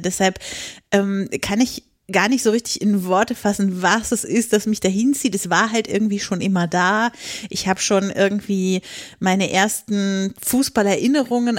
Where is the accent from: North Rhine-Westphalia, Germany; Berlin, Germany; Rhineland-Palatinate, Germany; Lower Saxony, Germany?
Lower Saxony, Germany; northeast; ich komme aus der Nähe von Hamburg, also aus Nordosten Niedersachsen